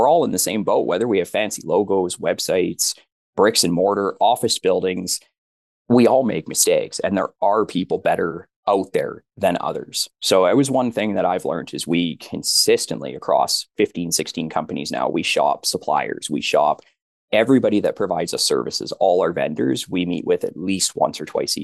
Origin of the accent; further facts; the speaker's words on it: Alberta, Canada; We're from Alberta